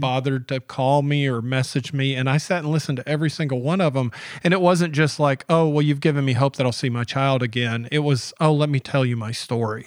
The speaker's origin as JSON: {"language": "English", "region": "Georgia", "country": "United States", "tie": "born or raised there", "said": "I grew up in Georgia"}